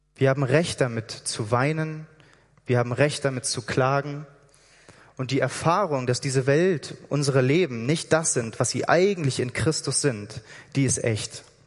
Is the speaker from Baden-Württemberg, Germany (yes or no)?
no; Hamburg, Germany; moved away as an adult; also born or lived in Berlin; now in Switzerland; Ich komme aus Hamburg eigentlich